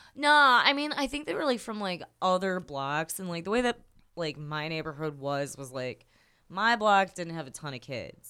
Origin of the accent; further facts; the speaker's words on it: Chicago, Illinois, United States; I'm North West Side